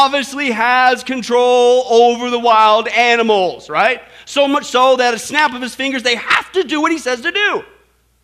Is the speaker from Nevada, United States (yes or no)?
no; Kansas, United States; I grew up in Kansas